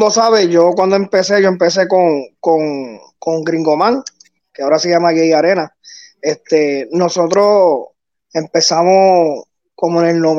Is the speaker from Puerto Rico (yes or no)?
yes; Puerto Rico; also born or lived in United States; yo soy gringo, criado acá, eh, en Puerto Rico.